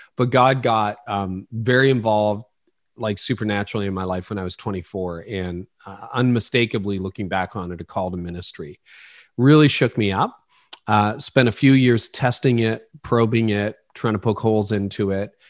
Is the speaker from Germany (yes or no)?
no; Ontario, Canada; also born or lived in Oro-Medonte, Ontario; I was born in Canada